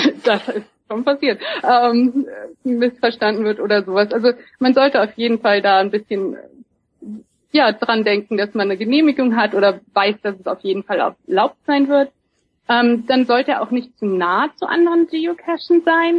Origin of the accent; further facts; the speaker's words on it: Germany; moved away as an adult; now in Seattle, United States; ich bin auch Deutsche. Ich wohne hier erst seit fünf Jahren.